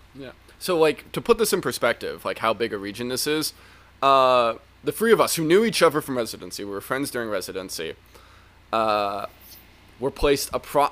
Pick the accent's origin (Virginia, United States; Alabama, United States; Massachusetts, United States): Virginia, United States; Northern; I am from Northern Virginia, though I often lie and just say I'm from DC, like a lot of us Northern Virginians